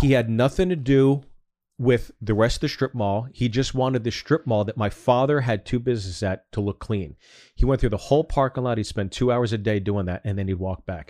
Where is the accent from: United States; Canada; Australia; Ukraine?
United States; Freehold, New Jersey; also born or lived in Manalapan, New Jersey; I was born in Freehold, New Jersey